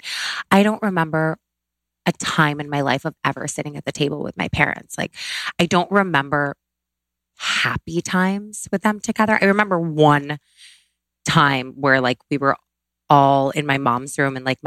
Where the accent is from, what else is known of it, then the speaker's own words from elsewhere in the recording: Syracuse, New York, United States; I grew up in Syracuse, New York, upstate New York